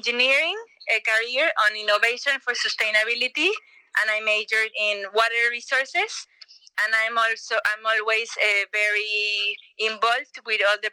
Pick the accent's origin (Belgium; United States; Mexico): Mexico; Yucatán Peninsula; I grew up in the Yucatan Peninsula